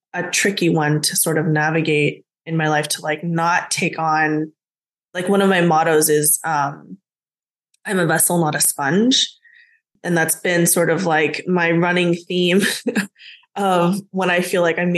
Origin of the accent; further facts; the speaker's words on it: United States; even though I was born in the States, I grew up speaking both Korean and English